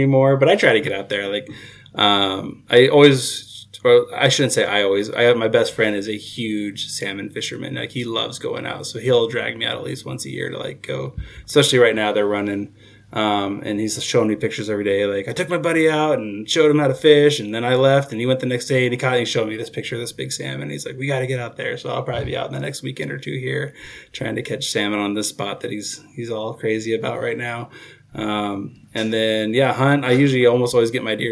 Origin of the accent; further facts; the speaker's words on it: Southern Oregon, United States; I born and raised in Southern Oregon